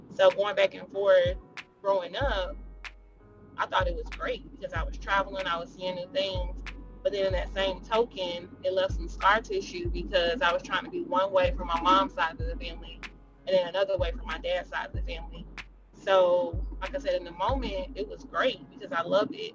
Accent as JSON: {"language": "English", "town": "Jackson", "region": "Mississippi", "country": "United States", "tie": "born or raised there", "also_born_or_lived": "Chicago, Illinois / Florida", "accent": "country", "moved": "as an adult", "said": "I'm originally from Jackson, Mississippi"}